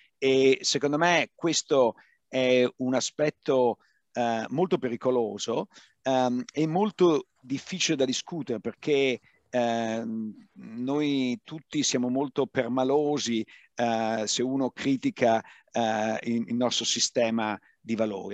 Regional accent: Padua, Veneto, Italy; moved away; io vengo da Padova

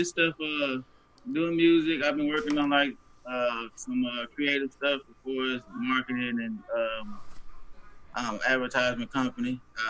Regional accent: Little Rock, Arkansas, United States; I'm from Little Rock, so I know some of these folks.

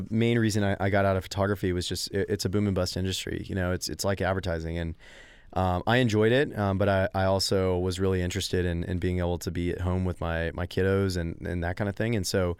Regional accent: Texas, United States; going back to your question about being Texan

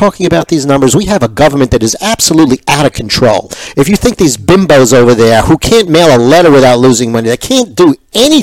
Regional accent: New York, United States; I was from New York, but I did go actually to the New Jersey Dental School.

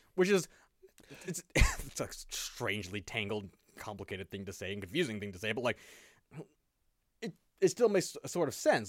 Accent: United States; I'm still American

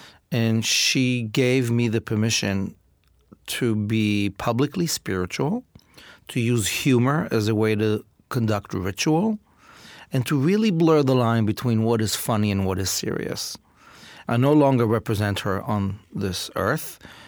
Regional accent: Israel; My father was a Holocaust survivor, and I grew up in Israel in a situation of great privilege.

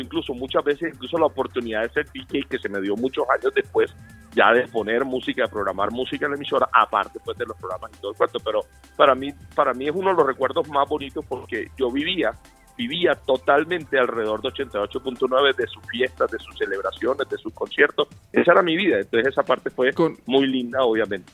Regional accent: Colombia; como colombianos

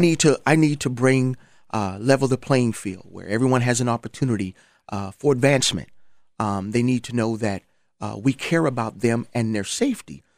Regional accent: Charleston, South Carolina, United States; moved away; I'm from Charleston, South Carolina.

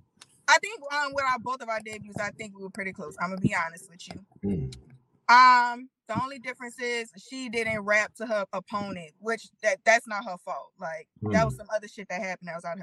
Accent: New Orleans, Louisiana, United States; I'm from New Orleans, baby. We wear colors to our funeral because we celebrate life around here

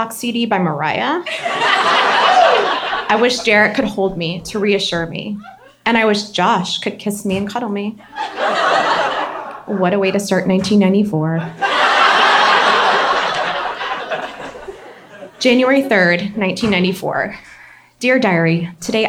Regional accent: Baton Rouge, Louisiana, United States; I grew up in Baton Rouge, Louisiana.

